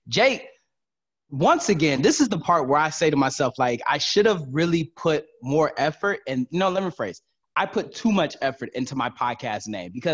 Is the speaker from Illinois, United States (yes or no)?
no; Detroit, Michigan, United States; I was born and raised in Detroit, Michigan.